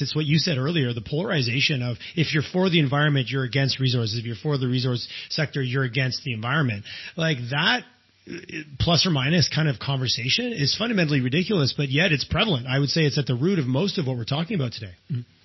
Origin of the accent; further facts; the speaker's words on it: Eastern Canada, Canada; moved away as an adult; also born or lived in Quebec; now in Alberta, Canada; I grew up in Eastern Canada.